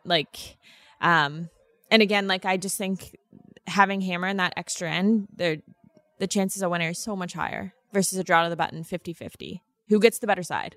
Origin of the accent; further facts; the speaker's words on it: the Maritimes, Canada; moved away as an adult; now in Manitoba, Canada; growing up in the East Coast